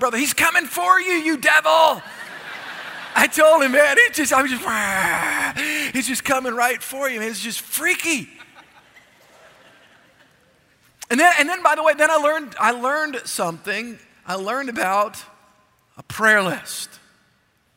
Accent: South Louisiana, United States; I was raised in South Louisiana

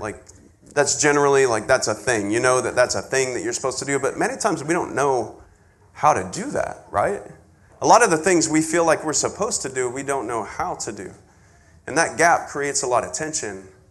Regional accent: West Texas, United States; moved away; I grew up way out in West Texas

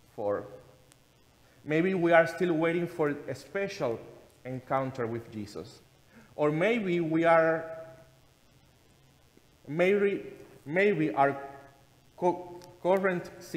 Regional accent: Cuba; moved away; being a kid in Cuba, my home country, where my grandmother used to pray and make the sign of the cross in my sick body.

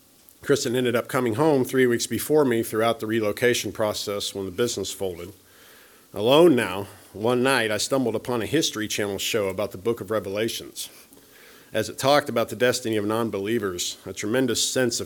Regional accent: Topeka, Kansas, United States; moved away as an adult; now in Kansas City, United States; I decided to go to Topeka, my hometown

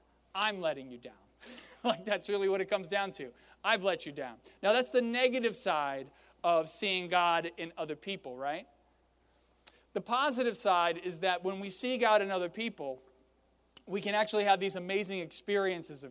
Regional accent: Fredericksburg, Virginia, United States; my hometown of Fredericksburg

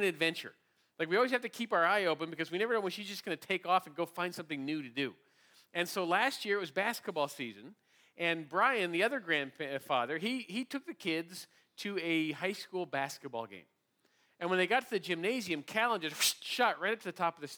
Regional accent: San Diego, California, United States; we're from San Diego where we don't do a lot of ice and cold

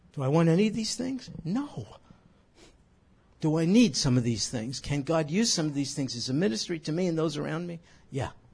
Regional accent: New York, United States; moved away; When I was a kid growing up in New York

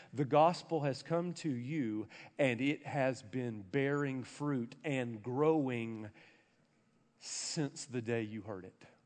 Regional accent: an hour outside of Nashville, Tennessee, United States; I grew up an hour outside of Nashville

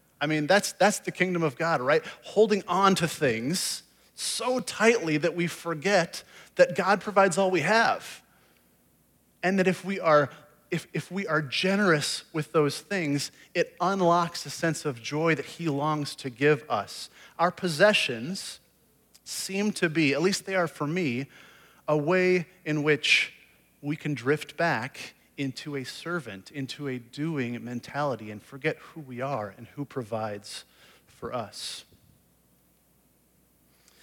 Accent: Iowa, United States; moved away as an adult; also born or lived in Indianapolis / California; I grew up in Iowa, grew up a Hawkeye fan

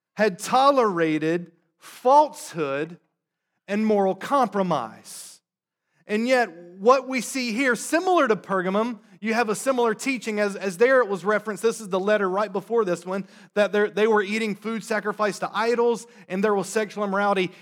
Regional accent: North Carolina, United States; now in Boston, United States; I'm from the South, grew up in North Carolina.

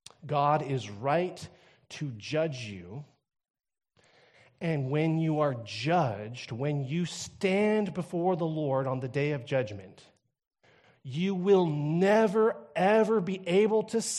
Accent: Canada; After all, I grew up in Canada, where everything goes, right?

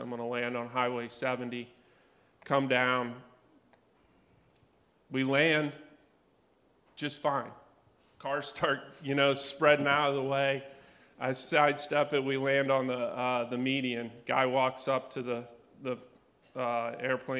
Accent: Outer Banks, North Carolina, United States; And I grew up on the Outer Banks in North Carolina.

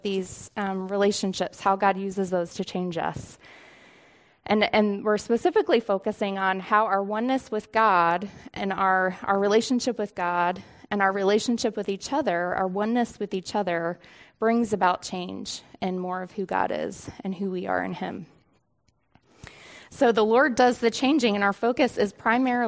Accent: Northeast Pennsylvania, United States; also born or lived in Pittsburgh, Pennsylvania; we moved to Northeast Pennsylvania, like 5 minutes from the New York border

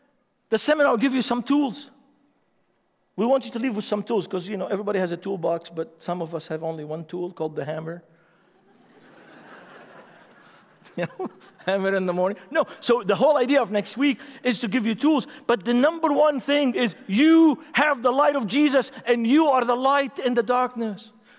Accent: Beirut, Beirut Governorate, Lebanon; English is a second language; I'm from Lebanon. I'm from Beirut. I have issues. I have problems.

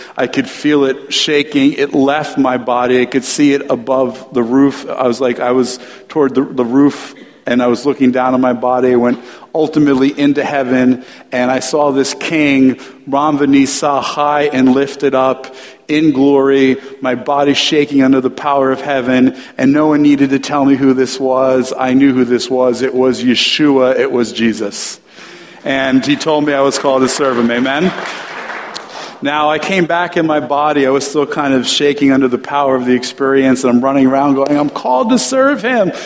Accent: New Jersey, United States; moved away as an adult; also born or lived in New York City; now in California, United States; I grew up in the Holy Land, New Jersey

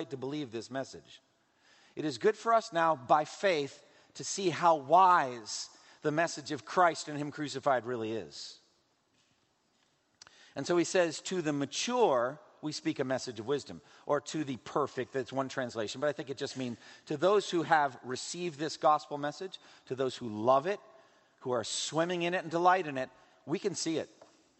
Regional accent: Massachusetts, United States; In my home state of Massachusetts, up in Newburyport

